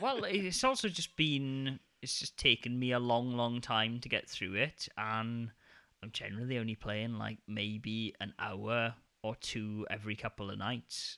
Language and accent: English; United Kingdom; now in Denmark; my hometown in the U K